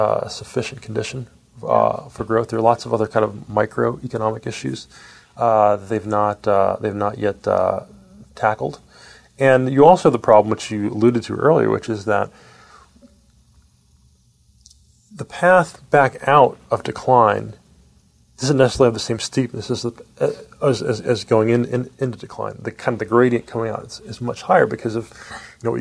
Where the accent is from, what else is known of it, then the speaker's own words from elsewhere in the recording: Jamaica; moved away; I'm from Jamaica originally